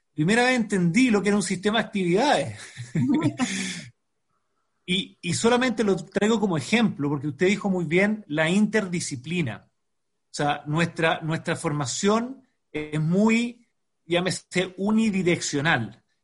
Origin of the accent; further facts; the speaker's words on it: Chile; como chileno